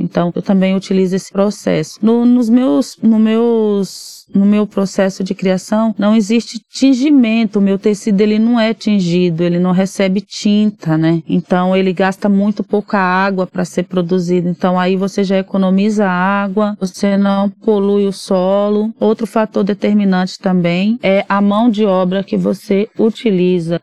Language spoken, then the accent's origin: Portuguese; Arraial d'Ajuda, Bahia, Brazil; moved away as an adult; now in São Paulo, Brazil; lá na minha cidade, em Arraial da Ajuda